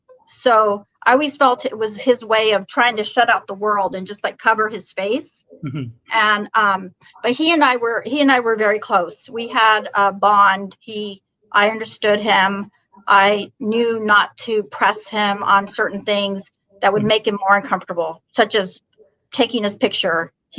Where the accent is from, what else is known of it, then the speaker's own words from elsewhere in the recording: California, United States; I'm originally from Northern California.